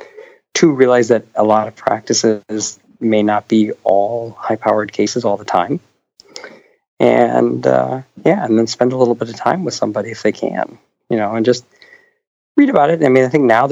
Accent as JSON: {"language": "English", "town": "Buffalo", "region": "New York", "country": "United States", "tie": "born or raised there", "also_born_or_lived": "Philadelphia / Atlanta", "moved": "yes", "said": "I grew up in Buffalo"}